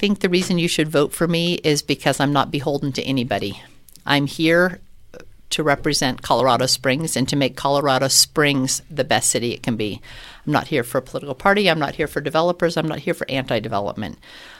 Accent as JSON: {"language": "English", "region": "Scotland", "country": "United Kingdom", "said": "I'm Scottish, so if we can save money, save paper on the ballot"}